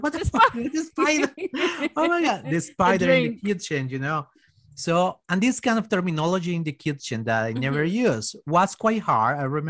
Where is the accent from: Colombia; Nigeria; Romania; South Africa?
Colombia; English is a second language; moved away as an adult; now in Australia; I was just a little beautiful boy from Colombia